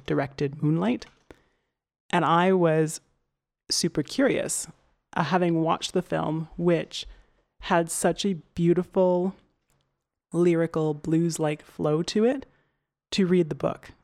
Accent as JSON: {"language": "English", "region": "Alberta", "country": "Canada", "said": "I'm from Canada, and decidedly very much Canadian."}